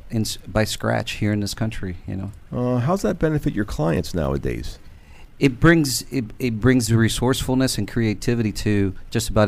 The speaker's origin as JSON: {"language": "English", "town": "Miami", "region": "Florida", "country": "United States", "tie": "born or raised there", "also_born_or_lived": "Newark", "moved": "yes", "said": "I was born in Newark and raised in Miami, Florida."}